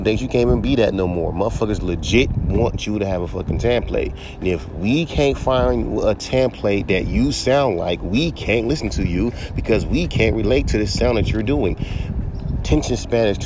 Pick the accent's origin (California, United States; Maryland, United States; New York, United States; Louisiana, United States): California, United States; I'm from California